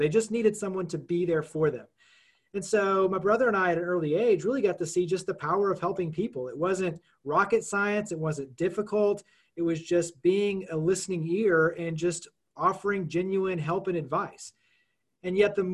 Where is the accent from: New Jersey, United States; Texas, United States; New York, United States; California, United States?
Texas, United States; Dallas-Fort Worth area; moved away as an adult; also born or lived in Los Angeles; now in Memphis, United States; I grew up in the Dallas-Fort Worth area. Lived in Los Angeles for almost a decade